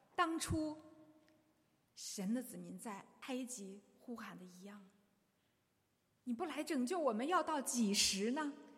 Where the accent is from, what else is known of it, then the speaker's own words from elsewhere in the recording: China; 我们中国人